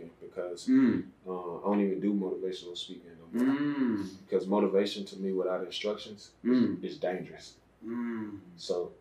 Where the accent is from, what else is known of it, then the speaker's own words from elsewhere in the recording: Alexander City, Alabama, United States; I'm from Alexander City, Alabama. That's where I was born.